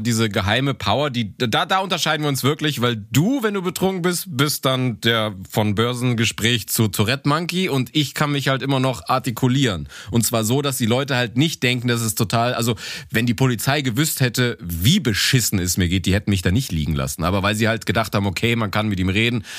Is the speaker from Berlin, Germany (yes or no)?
no; Cologne, North Rhine-Westphalia, Germany; accent: Kölsch; now in Munich, Germany; wenn ich den Kölschen Dialekt höre, dass ich, da ich das ja mit Heimat verbinde